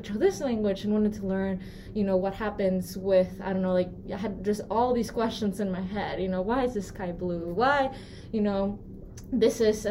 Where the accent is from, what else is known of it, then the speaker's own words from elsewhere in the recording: Peru; moved away as an adult; now in United States; So I grew up in Peru, first of all. I'm not from here.